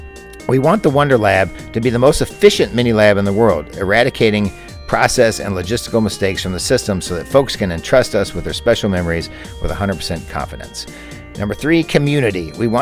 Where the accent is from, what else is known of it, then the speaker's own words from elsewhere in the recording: Louisville, Kentucky, United States; That's my hometown, folks, Louisville, Kentucky.